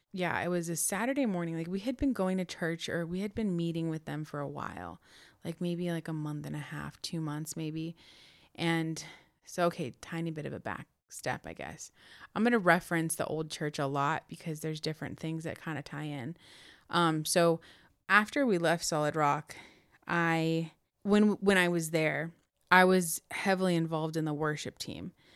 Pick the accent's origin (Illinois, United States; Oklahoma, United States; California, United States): California, United States; Chino; also born or lived in Corona, California; So we moved from Chino all the way to Corona